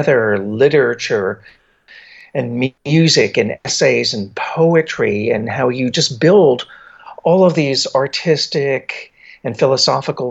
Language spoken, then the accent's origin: English; New Jersey, United States; now in New York, United States; I grew up in New Jersey, but I was very close to New York.